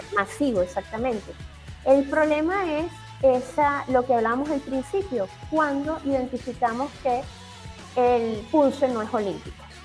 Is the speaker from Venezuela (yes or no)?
yes; Venezuela; como venezolanos